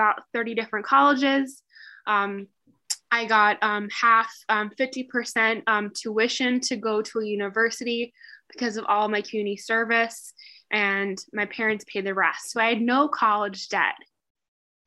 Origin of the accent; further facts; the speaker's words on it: Midwest, United States; I definitely grew up in the Midwest.